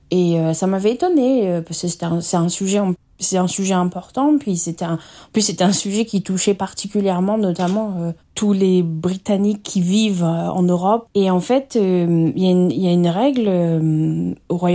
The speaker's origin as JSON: {"language": "French", "country": "France", "moved": "yes", "lives_now": "United States", "said": "moi, ça fait 7 ans que je suis partie de France, et j'ai toujours le droit de voter"}